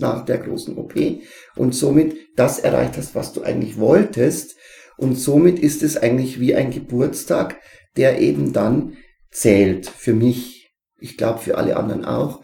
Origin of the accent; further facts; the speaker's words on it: Neumarkt-Sankt Veit, Bavaria, Germany; musste ich nach Neumarkt St. Veit, wo ich herkomme, in die alte Schule fahren